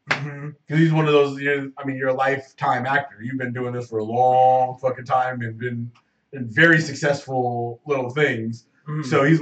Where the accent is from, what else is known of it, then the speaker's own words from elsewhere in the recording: Harlem, New York, United States; no, I'm from Harlem.